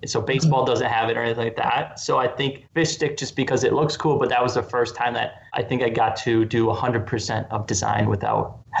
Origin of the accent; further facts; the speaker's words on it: Wisconsin, United States; moved away; I grew up in Wisconsin